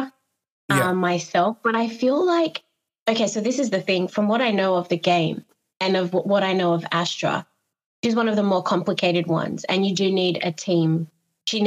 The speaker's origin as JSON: {"language": "English", "country": "Australia", "tie": "born or raised there", "also_born_or_lived": "Ghana", "moved": "yes", "said": "Both my parents are Ghanaian. Even though I grew up in Australia"}